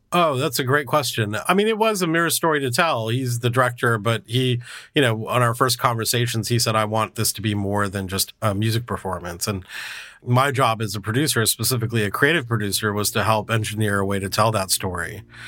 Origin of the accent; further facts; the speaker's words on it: California, United States; I grew up in multiracial California